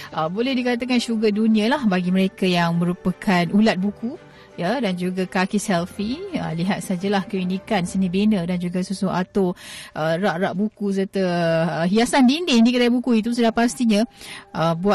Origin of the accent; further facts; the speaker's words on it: Chongqing, China; moved away; ya saya berasal dari Chongqing.